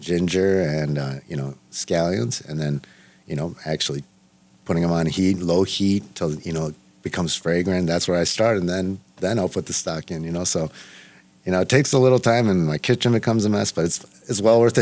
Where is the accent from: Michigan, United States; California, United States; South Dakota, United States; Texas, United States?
California, United States; Los Angeles; I was born in Los Angeles